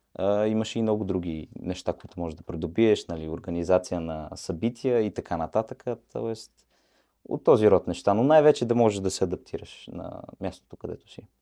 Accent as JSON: {"language": "Bulgarian", "country": "Bulgaria", "also_born_or_lived": "Mannheim, Germany", "moved": "yes", "lives_now": "England, United Kingdom", "said": "Особено в Манхайм, където бях, знаят, че сме, как да го кажа, ученолюбиви"}